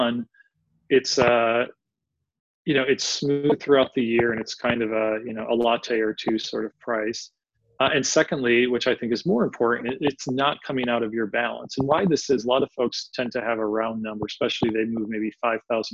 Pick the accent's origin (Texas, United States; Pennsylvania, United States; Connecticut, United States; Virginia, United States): Pennsylvania, United States; Philadelphia; I'm from Philadelphia, from the city of brotherly love